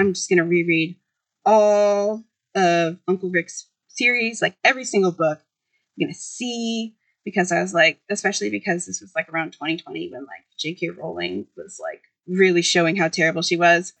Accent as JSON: {"language": "English", "town": "Boston", "region": "Massachusetts", "country": "United States", "tie": "born or raised there", "also_born_or_lived": "Cambridge, Massachusetts", "said": "I was born in Boston"}